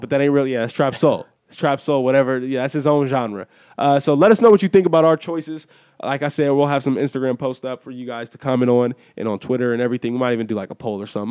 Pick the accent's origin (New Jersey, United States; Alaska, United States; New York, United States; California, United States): California, United States; Inglewood; also born or lived in Washington, D.C. (family origin); That's my hometown